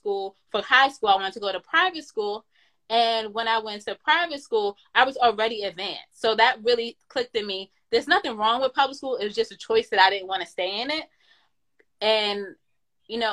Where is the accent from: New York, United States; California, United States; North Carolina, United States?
New York, United States; I was born in New York, the Bronx to be exact, in a northeast part called Co-op City, Section 5